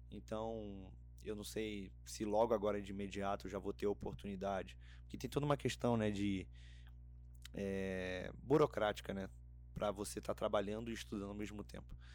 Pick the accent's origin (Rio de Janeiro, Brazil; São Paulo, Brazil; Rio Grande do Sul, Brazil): Rio de Janeiro, Brazil; moved away as an adult; O Rio é é um estado maravilhoso ali onde eu cresci e tudo mais.